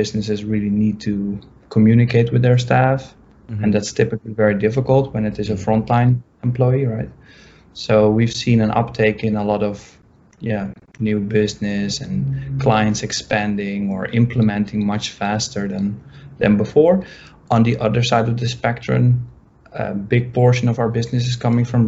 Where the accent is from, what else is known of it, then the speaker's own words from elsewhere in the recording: Amsterdam, North Holland, Netherlands; moved away as an adult; now in New York, United States; I'm from Europe, so I grew up in Amsterdam. I went to university there, and only 2 years ago, I moved to New York.